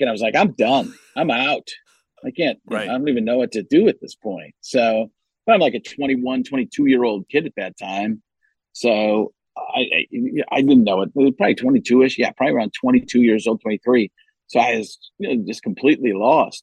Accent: Wisconsin, United States; moved away; also born or lived in California; growing up in Wisconsin that I had to get used

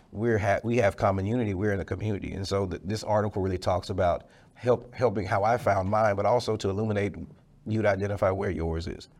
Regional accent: Dallas, Texas, United States; I'm from Dallas. I'm a Dallas guy, Oak Cliff, Dallas, Texas, uh, right off Red Bird Lane, went to Carter High School.

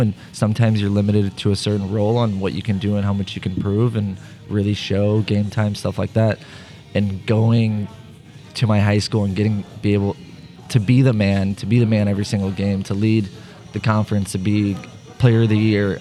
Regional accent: St. Louis, Missouri, United States; also born or lived in Bosnia and Herzegovina; My family moved here in 2001.

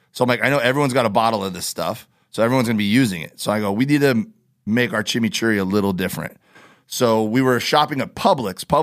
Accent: Miami, Florida, United States; We we do, and I grew up in Miami doing that. Like that was my thing growing up, uh, spear fishing and diving

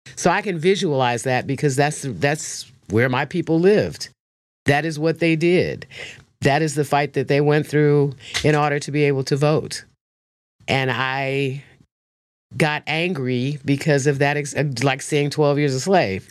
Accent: Chicago, Illinois, United States; also born or lived in South Africa; I'm from Chicago

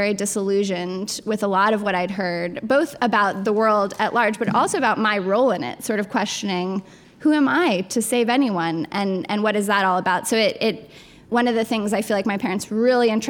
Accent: Colorado Springs, Colorado, United States; I grew up in Colorado Springs, Colorado, which is a really religiously conservative town.

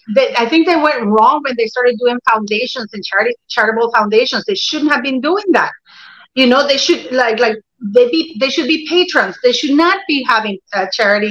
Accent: Canada; also born or lived in Norway; I'm Canadian. I live in Toronto, you know.

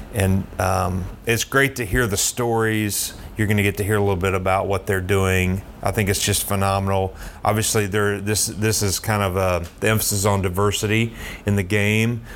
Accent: Knoxville, Tennessee, United States; now in Atlanta, United States; I grew up in Knoxville.

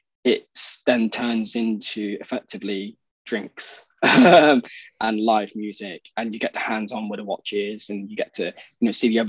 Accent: United Kingdom; being British

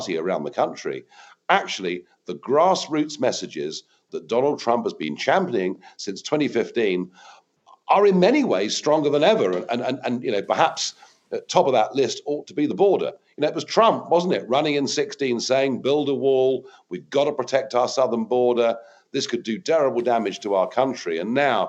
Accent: United Kingdom; as a Brit

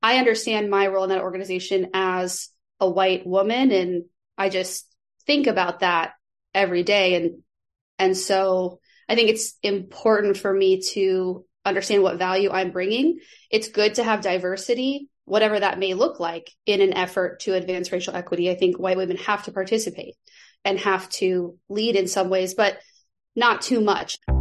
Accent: Nebraska, United States; moved away as an adult; also born or lived in Chicago; I am from Nebraska, and I lived in Chicago for many years when I was growing up here in Nebraska

